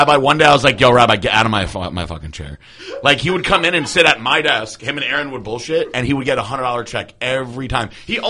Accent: Connecticut, United States; I'm from Connecticut.

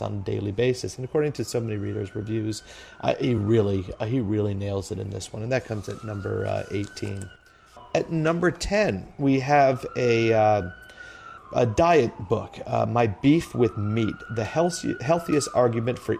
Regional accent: Florida, United States; as a young teen where I grew up in Florida

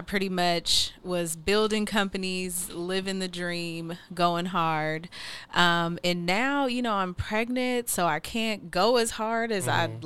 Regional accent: Seattle, Washington, United States; I'm from Seattle and you know, I'll probably be here who knows how much longer, but probably a while

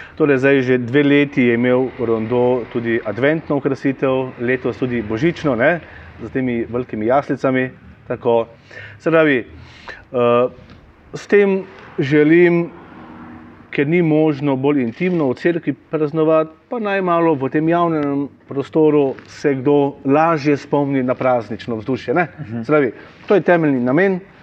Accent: Slovenia; now in Maribor, Slovenia; smo že tako nezreli slovenci

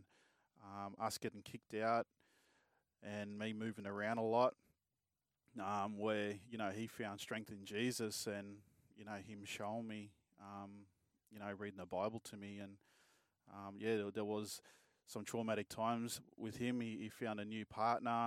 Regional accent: Melbourne, Victoria, Australia; also born or lived in Bourke, New South Wales; I was born in Melbourne and went to school there for a bit, and then it was just back and forth. My mum's from Bourke, actually, so a small town out west. And, yeah, we'll back and forth between Bourke and Melbourne

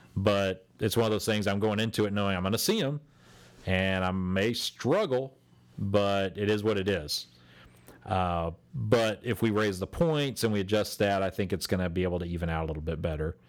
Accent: Texas, United States; we are from Texas.

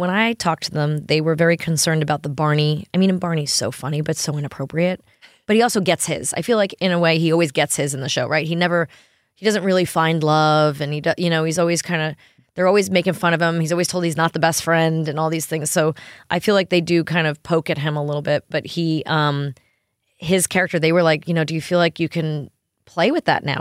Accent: New York, United States; now in Tennessee, United States; growing up in New York

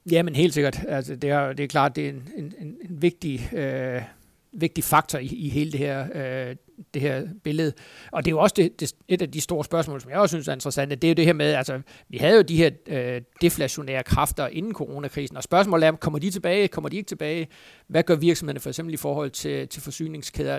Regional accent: Funen, Southern Denmark, Denmark; nu er jeg jo Fynbo

